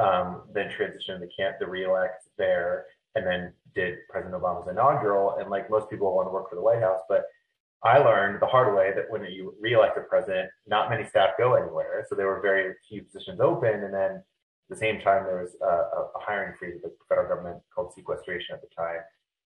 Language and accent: English; Washington, District of Columbia, United States; I grew up in Washington, D.C. locally in this area, which is rare. Most everyone's from somewhere else.